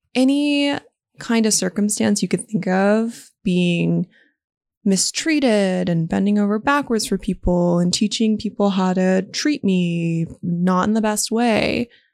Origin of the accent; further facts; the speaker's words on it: Las Vegas, Nevada, United States; I was born and raised in Las Vegas